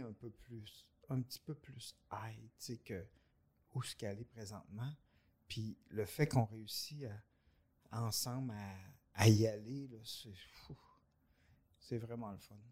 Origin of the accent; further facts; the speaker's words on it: Victoriaville, Quebec, Canada; also born or lived in Warwick / Montreal; on vient de Victoriaville, moi, puis Michel